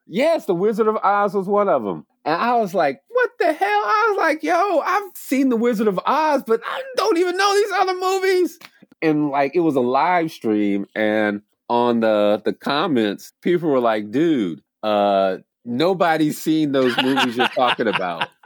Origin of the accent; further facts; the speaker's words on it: the South, United States; moved away as an adult; also born or lived in Kenya; now in Ithaca, United States; I'm forty-four, I grew up in the South